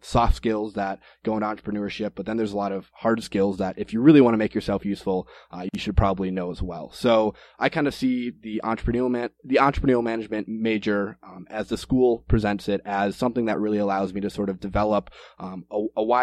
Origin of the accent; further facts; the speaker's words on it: Green Bay, Wisconsin, United States; also born or lived in Minneapolis, Minnesota; I am originally from Green Bay, Wisconsin, and that's where I am right now, back off of break from college